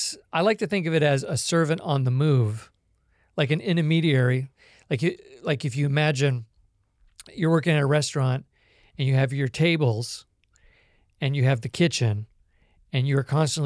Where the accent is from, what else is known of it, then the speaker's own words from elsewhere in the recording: Hong Kong; moved away as an adult; also born or lived in Canada / California, United States; now in Kansas, United States; I was born in Canada, but I was raised in Hong Kong and went to college and graduate school in California, and now I live in Kansas.